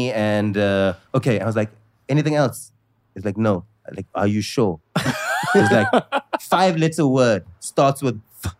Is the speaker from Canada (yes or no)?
no; South Africa; I say this as a South African.